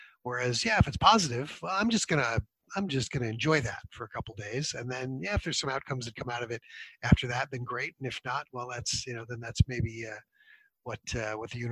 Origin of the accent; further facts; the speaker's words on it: United States; moved away; I grew up in the States